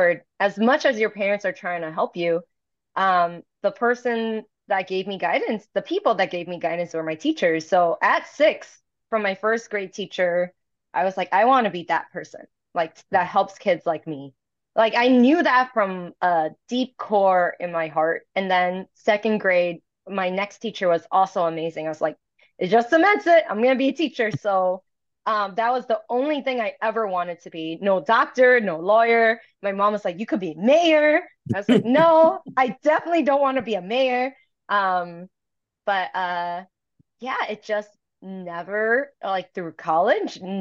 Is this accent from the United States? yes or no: yes; New York City, New York, United States; first language Toisanese; also born or lived in Chicago; I was born and raised in Chinatown in Manhattan